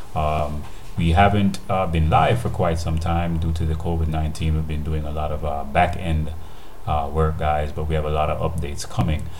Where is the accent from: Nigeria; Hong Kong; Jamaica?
Jamaica; the way we live, how we eat, our foods, and our cultures here in Jamaica